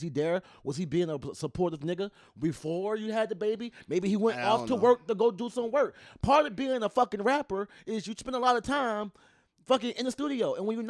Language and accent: English; Memphis, Tennessee, United States; I'm from Memphis.